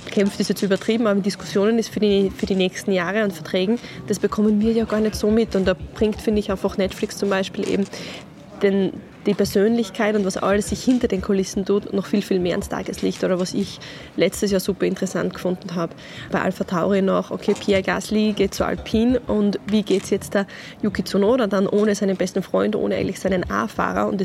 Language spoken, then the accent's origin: German; Austria; ist es aber, was den Sport betrifft, das größte Event, was man sich bei uns in Österreich vorstellen kann.